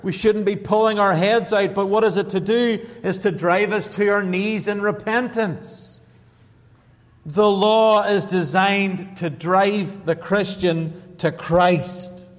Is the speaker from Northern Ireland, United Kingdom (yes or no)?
yes; Northern Ireland, United Kingdom; now in United States; Coming from Northern Ireland, I am an American now